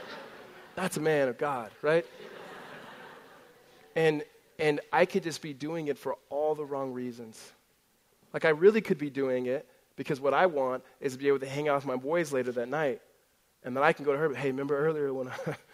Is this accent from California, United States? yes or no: yes; Southern California, United States; also born or lived in Gilbert, Arizona; now in Tempe, United States; Growing up in Southern California